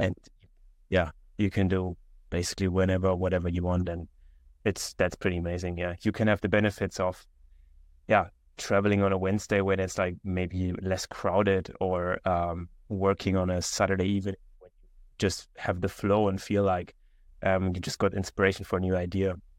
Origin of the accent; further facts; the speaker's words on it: Konstanz, Baden-Württemberg, Germany; moved away; also born or lived in Vienna, Austria; I grew up in a small town in Germany